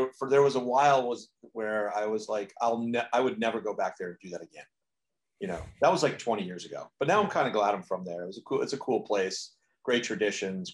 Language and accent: English; New Canaan, Connecticut, United States; I grew up in a small town in southern Connecticut in Fairfield County, which is considered to be like a bedroom community of New York City, meaning that we have direct train service from my town to Grand Central. And that town is called New Canaan, Connecticut